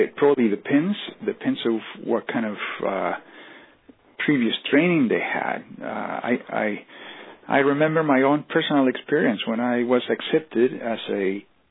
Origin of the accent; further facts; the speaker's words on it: Colombia; moved away; I am from Colombia.